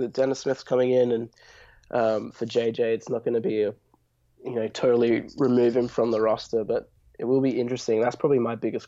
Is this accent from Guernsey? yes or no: no; Western Australia, Australia; I'm from the West, so we speak normally